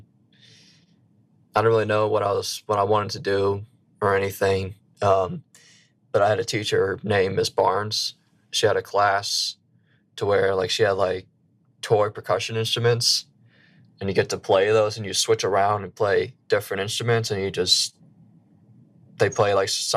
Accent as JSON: {"language": "English", "town": "Slidell", "region": "Louisiana", "country": "United States", "moved": "as an adult", "lives_now": "Boston, United States", "said": "I am from a small town called Slidell, Louisiana"}